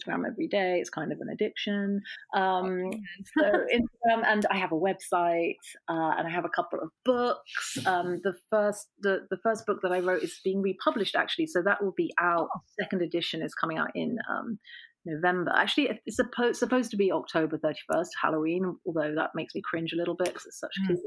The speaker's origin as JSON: {"language": "English", "region": "England", "country": "United Kingdom", "moved": "yes", "lives_now": "New York, United States", "said": "We're moving from New York, which is where we are now, back to England."}